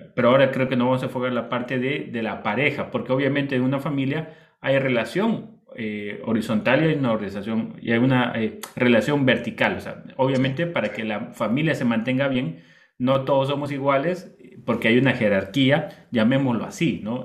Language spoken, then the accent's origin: Spanish; Bolivia; moved away; also born or lived in Costa Rica / Ecuador; yo soy boliviano, mi esposa es del Perú